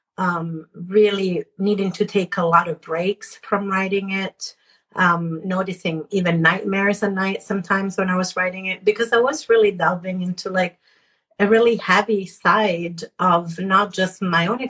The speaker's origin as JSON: {"language": "English", "country": "Italy", "tie": "born or raised there", "moved": "yes", "said": "I was born in Italy"}